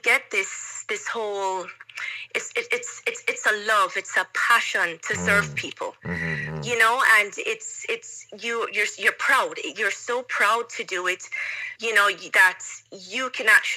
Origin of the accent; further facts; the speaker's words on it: Kingston, Jamaica; moved away as an adult; now in Russia; I was born in Jamaica. I was raised in Jamaica